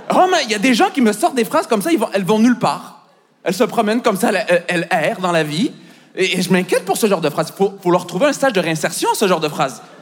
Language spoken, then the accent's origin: French; Montreal, Quebec, Canada; moved away as an adult; now in France; je viens de Montréal